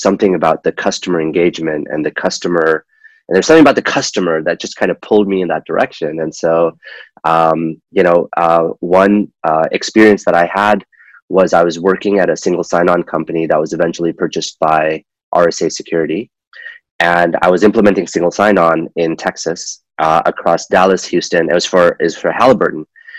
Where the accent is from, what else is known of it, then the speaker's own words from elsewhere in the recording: Kuwait; moved away as an adult; also born or lived in Pakistan; now in United States; I'm originally from Pakistan, and I was born there. I grew up in the Middle East. I grew up in Kuwait, which was a fun childhood.